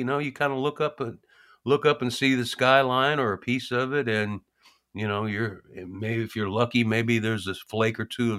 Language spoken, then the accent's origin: English; the South, United States; being kind of a Southern person